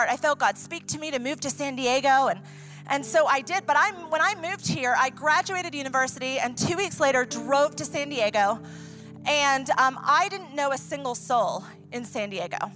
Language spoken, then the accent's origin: English; Ecuador; English is a second language; also born or lived in New York, United States; I am originally from New York. I was raised, you know, I'm an Italian Jewish Christian who grew up in Ecuador. If I want to get my point across, I can use two languages.